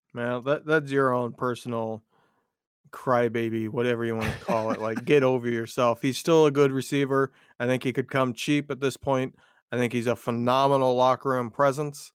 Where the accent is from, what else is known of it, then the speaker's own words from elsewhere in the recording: Indiana, United States; growing up in Indiana